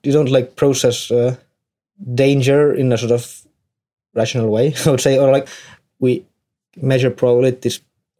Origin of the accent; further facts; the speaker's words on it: Tartu, Tartu County, Estonia; I'm from Estonia, Tartu